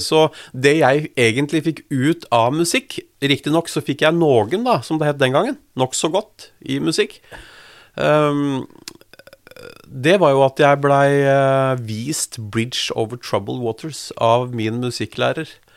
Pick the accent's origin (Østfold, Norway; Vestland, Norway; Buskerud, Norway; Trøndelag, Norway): Buskerud, Norway; Drammen; jeg er født og oppvokst i Drammen.